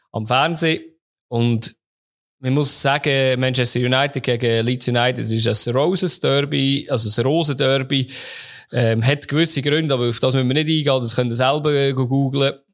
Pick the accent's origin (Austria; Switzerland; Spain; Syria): Switzerland; bei uns in der Schweiz